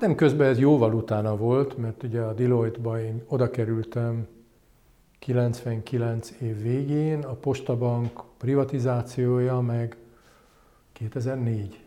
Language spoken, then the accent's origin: Hungarian; Hungary; also born or lived in London; én, mint magyar kiküldött